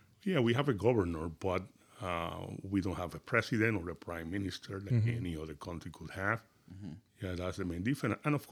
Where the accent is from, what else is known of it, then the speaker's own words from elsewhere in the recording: Puerto Rico; moved away as an adult; now in Lehigh Valley, United States; I'm a resident of the Lehigh Valley for the last 27 years. I'm born and raised in Puerto Rico.